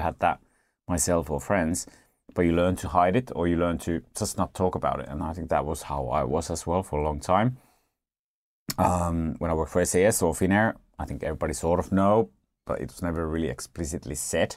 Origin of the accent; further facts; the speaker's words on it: Finland; I'm from Finland